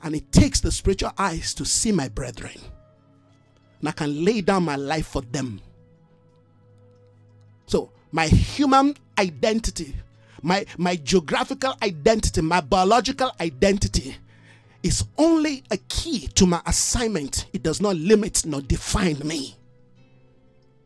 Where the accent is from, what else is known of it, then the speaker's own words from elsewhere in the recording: Nigeria; I'm a Nigerian, but I am not of Nigeria